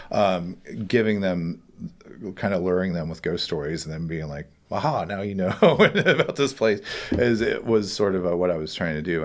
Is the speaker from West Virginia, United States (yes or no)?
yes; West Virginia, United States; now in Columbus, United States; I'm from West Virginia, actually.